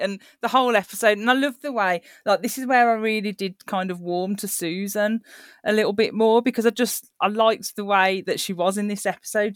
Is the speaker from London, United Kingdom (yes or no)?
no; Birmingham, West Midlands, United Kingdom; accent: Brummie; my accent goes on, on Birmingham, so I'm a Brummie, is what I'm classed as